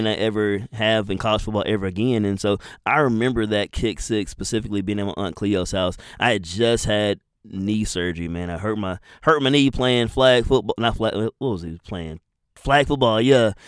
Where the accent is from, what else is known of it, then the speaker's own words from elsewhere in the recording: Madison, Alabama, United States; I'm from Madison, Alabama.